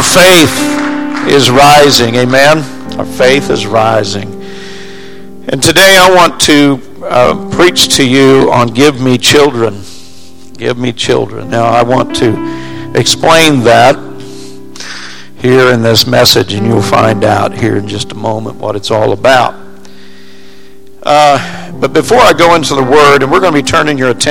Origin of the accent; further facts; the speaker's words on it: Springfield, Missouri, United States; I grew up in Springfield, Missouri, and we lived on a plateau in Springfield